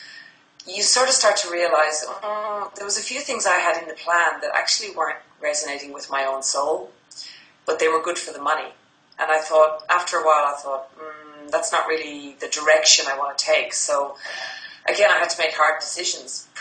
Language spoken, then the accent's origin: English; Ireland; now in Sydney, Australia; I'm based in Sydney, Australia, and I'm Irish, so I was going back to Ireland for Christmas to see family